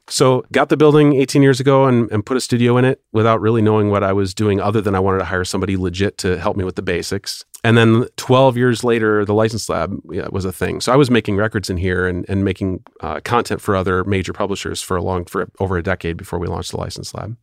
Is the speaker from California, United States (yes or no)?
no; Milwaukee, Wisconsin, United States; moved away as an adult; also born or lived in Los Angeles; I was raised in Milwaukee, so I was coming home